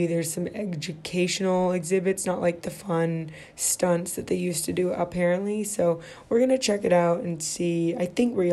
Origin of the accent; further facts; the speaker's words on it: Midwest, United States; moved away as an adult; now in California, United States; I grew up in the Midwest. I pretty much lived in the Midwest my whole life, except when I lived abroad